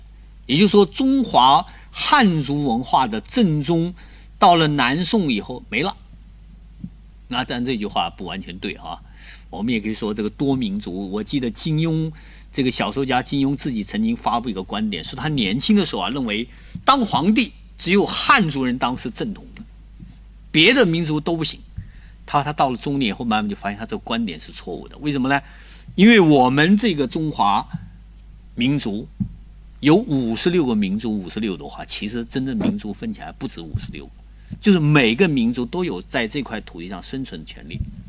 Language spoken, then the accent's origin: Chinese; Fujian, China; now in Guangzhou, China; 我小时候在福建长大，福建喜欢喝茶，